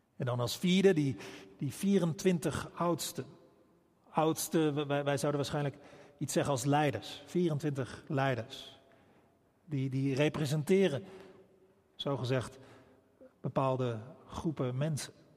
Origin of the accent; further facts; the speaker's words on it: Rotterdam, South Holland, Netherlands; wij als Rotterdammers